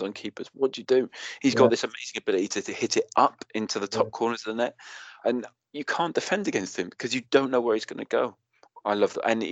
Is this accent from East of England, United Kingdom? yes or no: no; Cardiff, Wales, United Kingdom; Bale was, I think, the year below me at school, at a rival school, at Whitchurch High